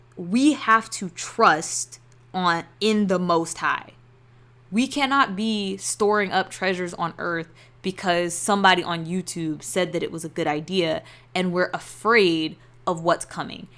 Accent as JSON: {"language": "English", "country": "United States", "tie": "born or raised there"}